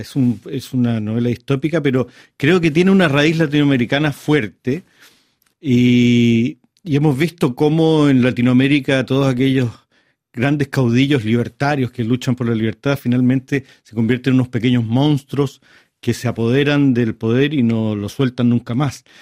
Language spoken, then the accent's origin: Spanish; Chile; a mí como autor chileno